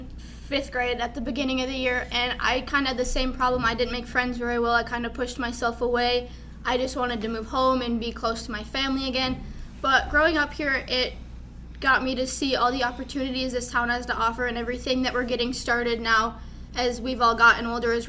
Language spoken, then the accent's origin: English; Minnesota, United States; now in Watford City, United States; I'm originally from Minnesota